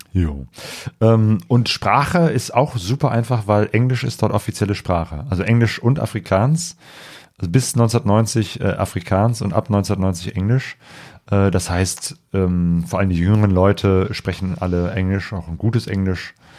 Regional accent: Germany; Als Deutscher

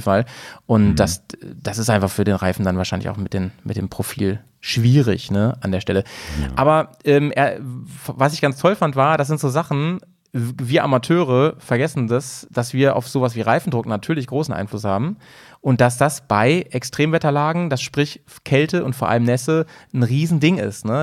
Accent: Lower Saxony, Germany; born or raised there; now in Bremen, Germany

